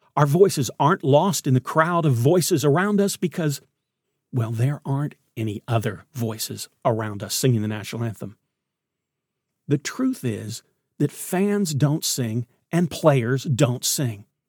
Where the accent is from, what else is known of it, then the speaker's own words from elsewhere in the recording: Knoxville, Tennessee, United States; I grew up in Knoxville